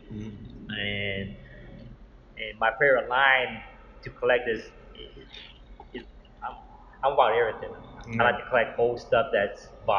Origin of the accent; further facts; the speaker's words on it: California, United States; also born or lived in Washington; now in Houston, United States; I'm from California, and I moved to Washington after that, and now I'm residing here in Houston.